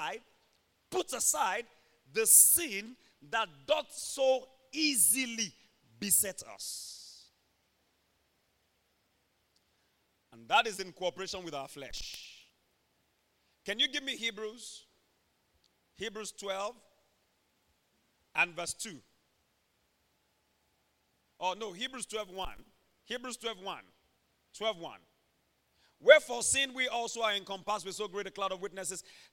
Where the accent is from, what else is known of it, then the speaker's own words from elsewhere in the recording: Ondo, Nigeria; we come from Ondo State, Nigeria, where the breakfast is pounded yam, lunch is pounded yam, dinner is pounded yam. We never get tired of it. I grew up seeing my mom carrying hot pot.